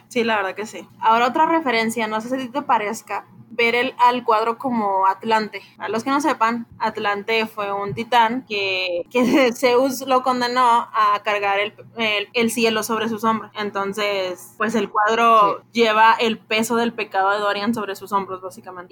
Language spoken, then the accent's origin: Spanish; Mexico; Nosotros que somos orgullosamente mexicanos